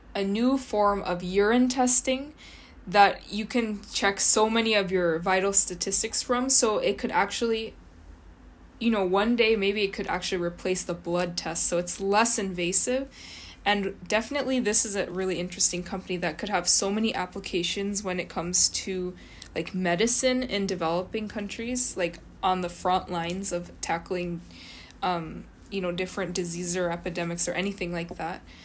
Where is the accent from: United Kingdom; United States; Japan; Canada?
Japan; Kyoto; I grew up in Kyoto